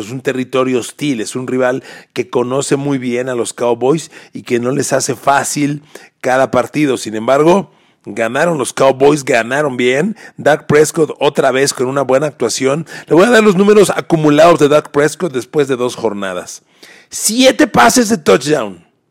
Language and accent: Spanish; Mexico; Adoro mi país, soy mexicano